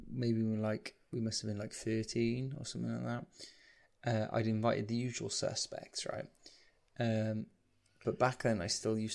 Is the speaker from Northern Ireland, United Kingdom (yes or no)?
no; St Athan, Wales, United Kingdom; I grew up in St. Athen